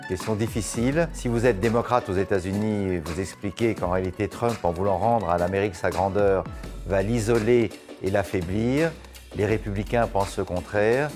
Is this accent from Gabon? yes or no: no; France; En tant que Français